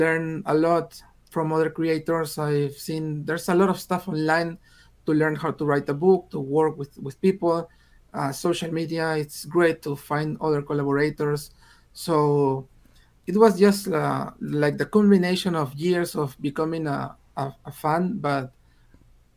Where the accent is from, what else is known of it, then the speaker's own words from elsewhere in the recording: Peru; English is a second language; I'm from Peru, and I started writing in English.